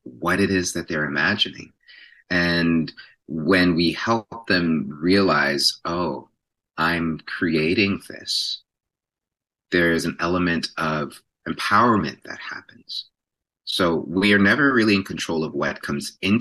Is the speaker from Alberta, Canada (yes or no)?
no; Toronto, Ontario, Canada; was born and raised in Jane and Finch